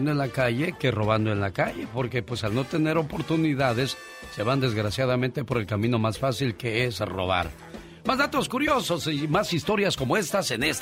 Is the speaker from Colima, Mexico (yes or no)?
no; Veracruz, Mexico; moved away; Un día salí de Veracruz. Pero Veracruz nunca salió de mí. La nostalgia de mi tierra está con.